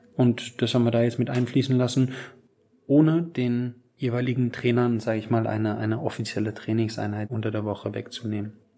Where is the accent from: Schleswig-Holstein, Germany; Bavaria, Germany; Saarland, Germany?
Bavaria, Germany; Aschaffenburg; now in Wolfsburg, Germany; nach Aschaffenburg, meine Heimatstadt